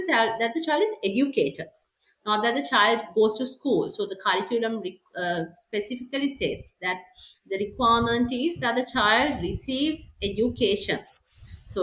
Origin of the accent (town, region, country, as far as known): Sri Lanka